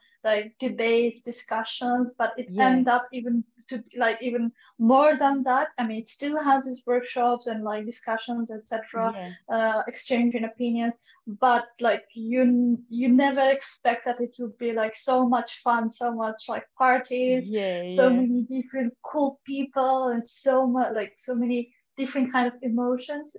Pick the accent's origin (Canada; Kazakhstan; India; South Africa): Kazakhstan; I'm from Kazakhstan